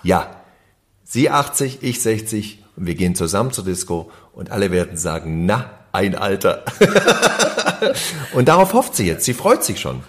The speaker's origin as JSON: {"language": "German", "area": "GDR", "region": "East Germany", "country": "Germany", "moved": "yes", "lives_now": "Berlin, Germany", "said": "Wir kommen ja aus dem Gruppenwahn DDR"}